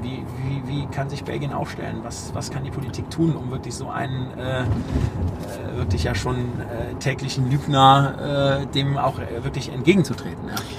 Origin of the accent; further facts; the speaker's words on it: Düren, North Rhine-Westphalia, Germany; ich komme ja aus Düren